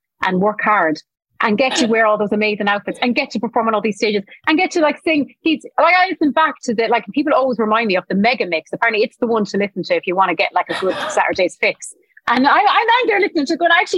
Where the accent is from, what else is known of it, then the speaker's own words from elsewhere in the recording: Thurles, Munster, Ireland; moved away; I'm coming back home to my hometown here in Thurles